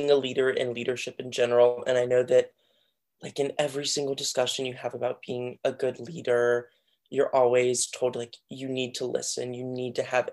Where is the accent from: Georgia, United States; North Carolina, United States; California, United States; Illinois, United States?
North Carolina, United States; Outer Banks of; I'm from the Outer Banks of North Carolina